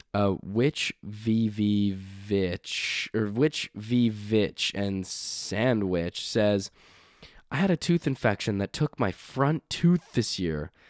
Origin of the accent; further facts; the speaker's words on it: Canada; also born or lived in Halifax; we are Canadian. We are from Canada